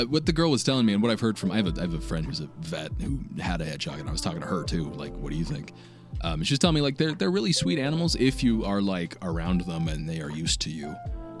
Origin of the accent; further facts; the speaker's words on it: Maryland, United States; moved away; I grew up in Maryland, right?